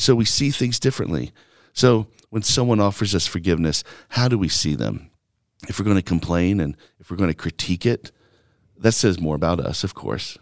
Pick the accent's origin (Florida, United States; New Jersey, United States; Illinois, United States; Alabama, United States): Alabama, United States; also born or lived in New York / Mississippi; now in Longmont, United States; growing up in Alabama where there's just so much inequality and racism